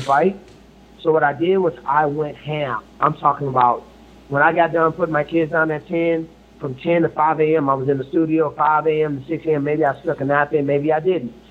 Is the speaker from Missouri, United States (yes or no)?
yes; Ferguson, Missouri, United States; Growing up in Ferguson, you know I mean, family of 13, came from the bottom